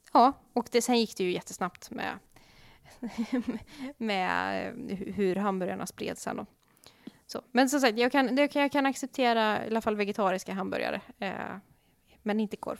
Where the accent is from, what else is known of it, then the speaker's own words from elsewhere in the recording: Gothenburg, Västra Götaland, Sweden; som göteborgare